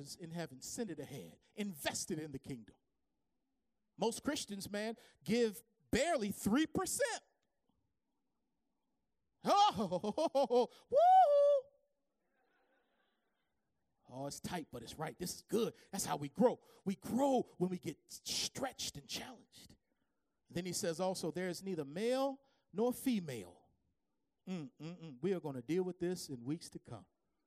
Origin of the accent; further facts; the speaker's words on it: Baltimore, Maryland, United States; growing up in the Baptist church down on Poplar Grove Street in Baltimore